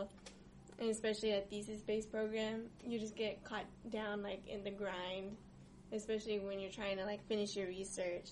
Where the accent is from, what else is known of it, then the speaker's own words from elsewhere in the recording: Texas, United States; moved away as an adult; now in San Diego, United States; playing in the woods near my childhood home, and visiting the beach since I'm from Texas